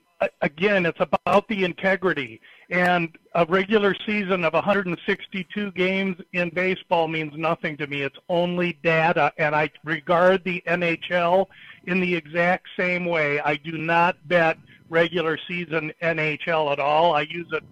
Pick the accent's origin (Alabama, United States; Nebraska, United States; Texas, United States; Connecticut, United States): Nebraska, United States; Omaha; my hometown, Omaha, Nebraska